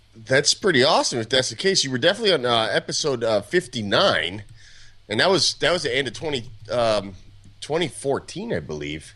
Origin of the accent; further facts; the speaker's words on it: Southern California, United States; moved away as an adult; also born or lived in Chicagoland area; when I moved back from the Chicagoland area to Southern California, where I'm originally from